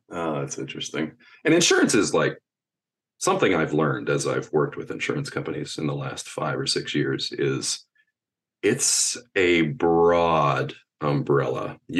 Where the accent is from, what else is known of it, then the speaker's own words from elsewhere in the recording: Rust Belt, United States; I grew up in the Rust Belt